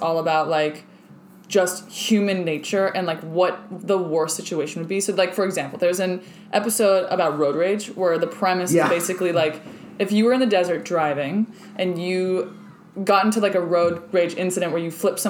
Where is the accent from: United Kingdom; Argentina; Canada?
Argentina; growing up in Argentina